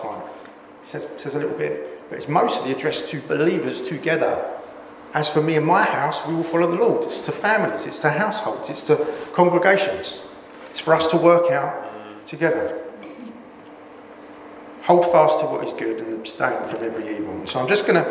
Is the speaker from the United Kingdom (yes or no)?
yes; England, United Kingdom; we're so English